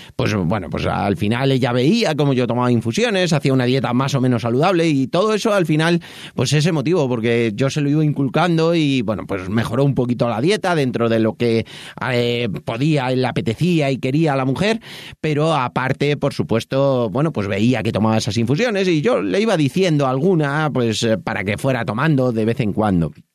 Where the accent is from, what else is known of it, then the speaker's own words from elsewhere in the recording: Madrid, Community of Madrid, Spain; moved away as an adult; now in Toledo, Spain; yo soy de Madrid, aunque vivo en Toledo desde hace